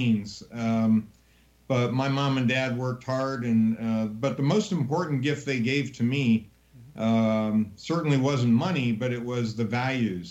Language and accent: English; Gary, Indiana, United States; I was born in Gary, Indiana